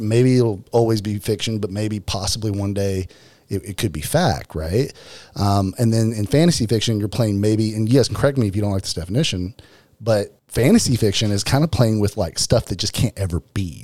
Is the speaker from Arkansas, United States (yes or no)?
yes; Arkansas, United States; I am from Arkansas.